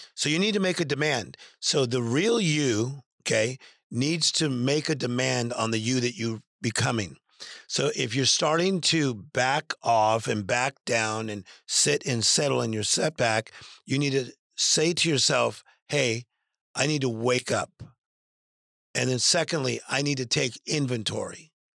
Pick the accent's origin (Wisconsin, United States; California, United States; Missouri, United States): California, United States; Compton; I'm from Compton, California